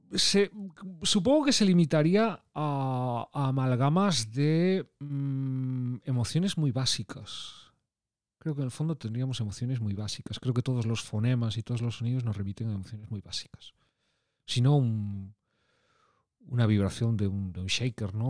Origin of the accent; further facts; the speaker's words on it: from a town on the Atlantic coast, Galicia, Spain; como buen chico peculiar gallego de un pueblo de la costa atlántica